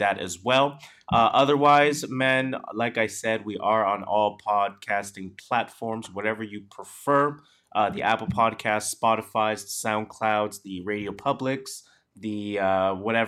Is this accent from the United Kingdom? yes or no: no; Canada; we are Canadian